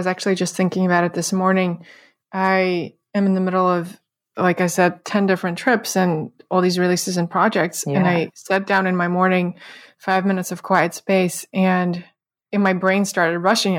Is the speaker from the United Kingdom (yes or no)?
no; Russia; moved away; we both are immigrants. So yeah. We have some things in common with that. You're from Canada, I'm from Russia.